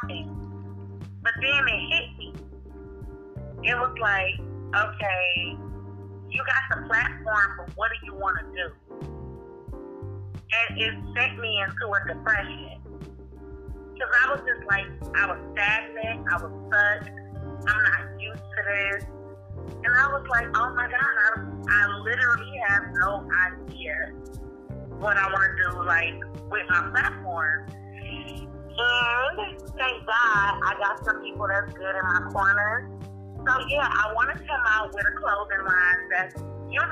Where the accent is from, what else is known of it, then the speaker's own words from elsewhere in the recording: Cleveland, Ohio, United States; I am from Cleveland, Ohio. I was born and raised here